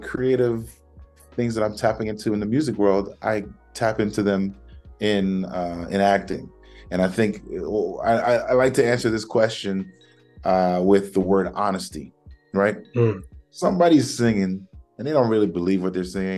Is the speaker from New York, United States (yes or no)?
yes; New York, United States; growing up in New York